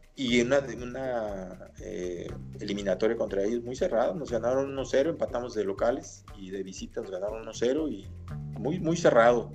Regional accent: Mexico; todas las demás hemos sido mexicanos

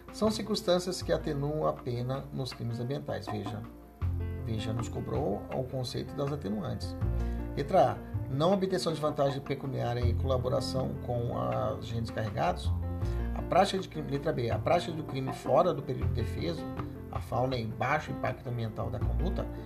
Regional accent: Cuiabá, Mato Grosso, Brazil; aqui na capital Cuiabá, é, onde, no bairro onde eu cresci, que chama Morada da Serra

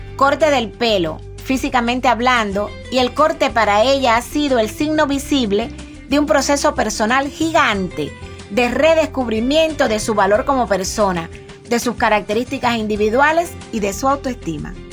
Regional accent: Campechuela, Granma, Cuba; moved away as an adult; now in Bayamo, Cuba; vivíamos en Campechuela, es el pueblo de donde yo soy, que queda en la zona costera de la provincia Gran.

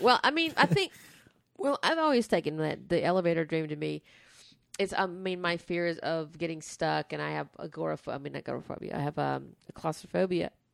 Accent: the South, United States; growing up in the South

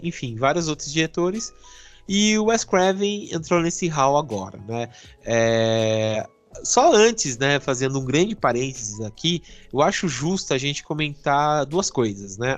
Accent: Brazil; sendo brasileiro

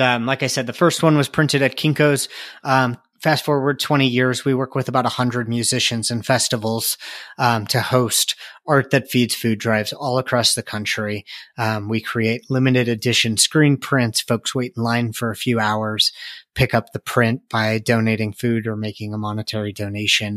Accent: outside Chicago, Illinois, United States; now in Colorado, United States; I grew up outside Chicago

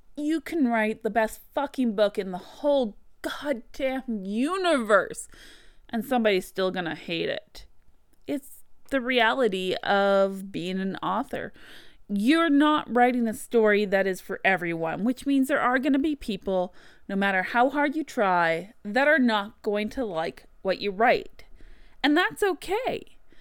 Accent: Canada; as a Canadian author, this is actually something I've seen a lot when I use my own native spelling, what I grew up and learned

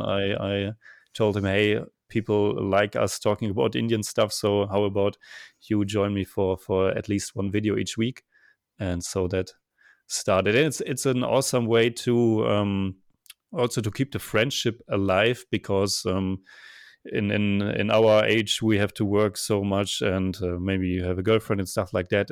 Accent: Germany; now in Vienna, Austria; I'm originally from Germany, and now I'm living in Vienna, Austria

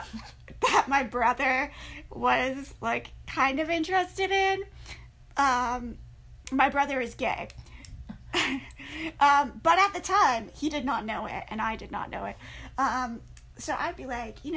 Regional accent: Michigan, United States; growing up in Michigan, I was like, yeah, we got trees here too

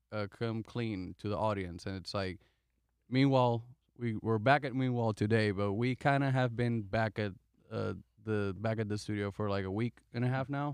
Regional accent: Puerto Rico; moved away; I'm from Puerto Rico

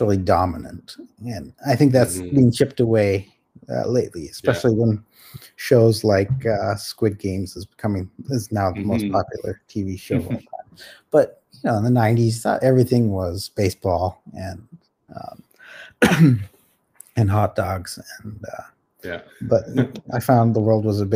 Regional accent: Toronto, Ontario, Canada; also born or lived in Calcutta, India; I grew up mostly in Toronto. So I was born here.

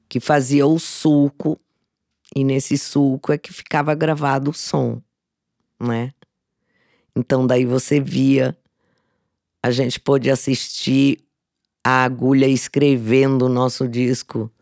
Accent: Mato Grosso do Sul, Brazil; now in São Paulo, Brazil; eu nasci numa família de artistas no Mato Grosso do Sul

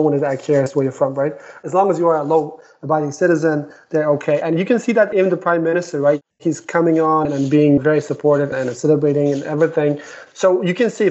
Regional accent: southern Uzbekistan, Uzbekistan; moved away as an adult; also born or lived in Denmark; I'm also from Uzbekistan

